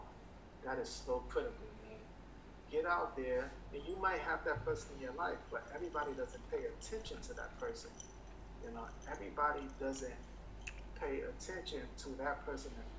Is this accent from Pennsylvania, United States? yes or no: no; New York City, New York, United States; I'm a black man from Brooklyn